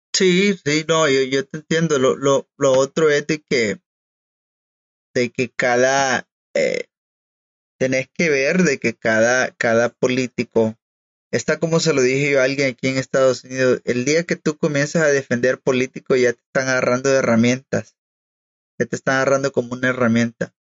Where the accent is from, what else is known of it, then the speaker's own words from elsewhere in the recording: El Salvador; como salvadoreños